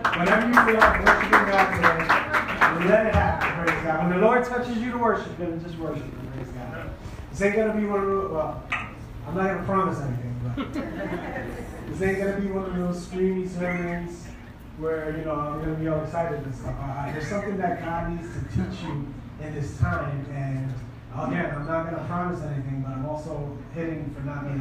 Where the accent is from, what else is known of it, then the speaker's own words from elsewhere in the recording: New York City, New York, United States; moved away as an adult; I'm from New York, I'm from Brooklyn, New York